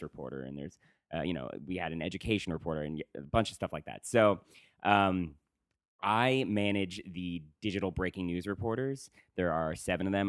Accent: Woodstock, New York, United States; moved away; I'm from Woodstock, New York

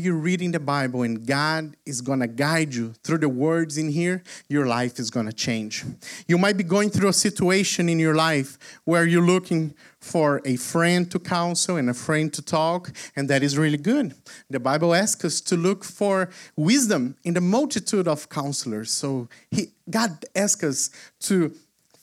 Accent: Brazil; moved away; I am originally from Brazil

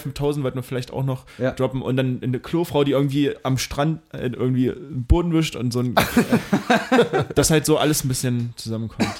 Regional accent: Mühlhausen, Thuringia, Germany; now in Dresden, Germany; Mühlhausen, meine Heimat

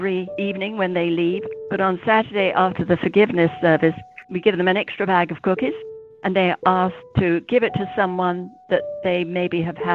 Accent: England, United Kingdom; accent: British; moved away; I'm from England, as you can tell.

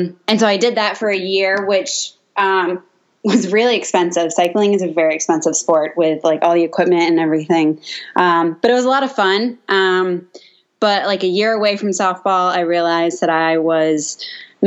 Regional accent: Boston, Massachusetts, United States; I grew up in Metro Boston area

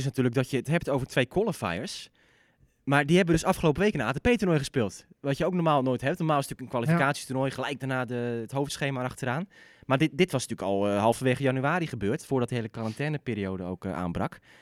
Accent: Netherlands; als Nederlanders

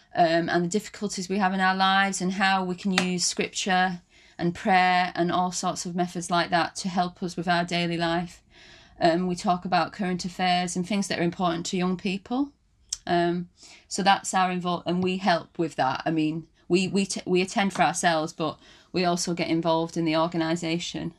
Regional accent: Wigan, North West England, United Kingdom; moved away as an adult; now in London, United Kingdom; I'm from Wigan, um, and I was brought up in a Christian community

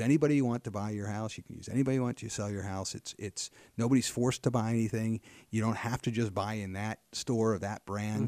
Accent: Hampden Township, Pennsylvania, United States; also born or lived in Harrisburg, Pennsylvania; grew up in just, um, just a little ways from where we are now in Hampton Township. Went to Cumberland Valley Schools from kindergarten through graduation

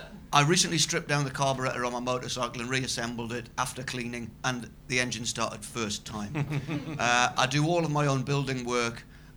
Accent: Newcastle upon Tyne, North East England, United Kingdom; It's very much about growing up in Newcastle

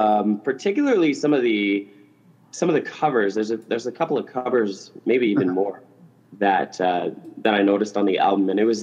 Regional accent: Canada; I was born and raised in Canada. There's no friggin' palm trees and like it's just it's cold for 6 months of the year.

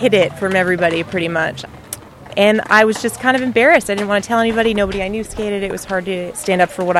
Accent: Vancouver, British Columbia, Canada; I'm 27, and I'm from Vancouver, BC, Canada.

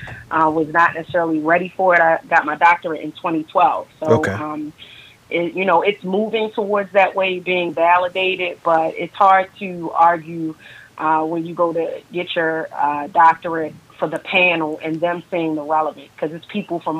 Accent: Baltimore, Maryland, United States; I'm born and raised in actually Baltimore, Maryland. The city, to be specific, West Side

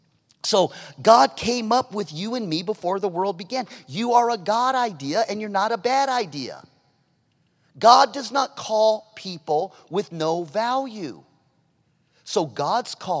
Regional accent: California, United States; I'm obviously from California.

